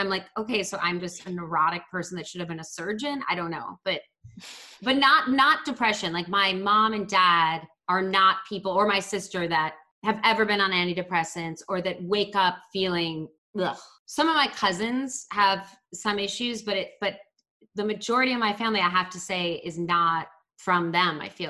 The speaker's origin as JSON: {"language": "English", "town": "Baltimore", "region": "Maryland", "country": "United States", "tie": "born or raised there", "said": "So like growing up in Baltimore, like you did have to be kind of aware people could hurt you because the city is not that safe"}